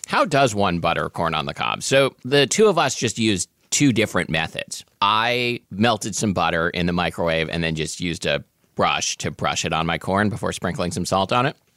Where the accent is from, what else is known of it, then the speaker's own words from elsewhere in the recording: Portland, Oregon, United States; growing up in Portland, Oregon in the eighties